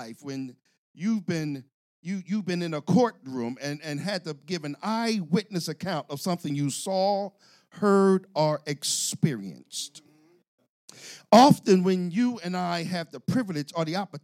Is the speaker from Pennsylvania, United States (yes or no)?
yes; Philadelphia, Pennsylvania, United States; accent: South Philly; I'm from South Philly